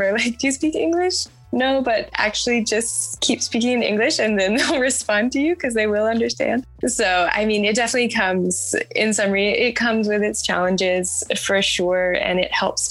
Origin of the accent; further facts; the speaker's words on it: United States; moved away as an adult; now in Germany; I'm just American